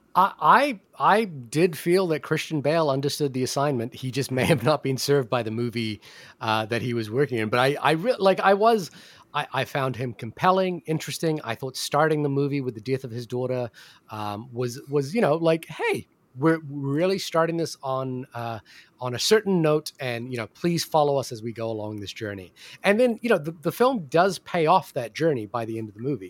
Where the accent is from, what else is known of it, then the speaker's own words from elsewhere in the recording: New Zealand; I'm from New Zealand